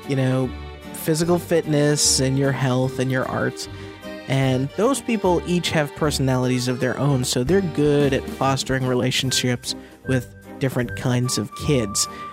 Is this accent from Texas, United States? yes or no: no; Middlesex County, Massachusetts, United States; now in Sunnyvale, United States; my hometown of Massachusetts